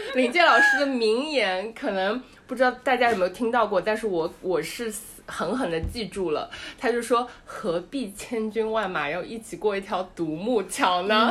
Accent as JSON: {"language": "Chinese", "region": "Shanghai", "country": "China", "moved": "yes", "said": "我是个上海人"}